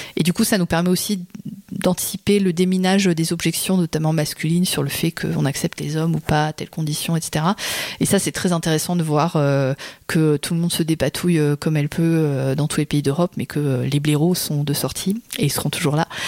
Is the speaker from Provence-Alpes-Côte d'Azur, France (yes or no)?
no; Berry, Centre-Val de Loire, France; moved away; j'ai grandi dans le Berry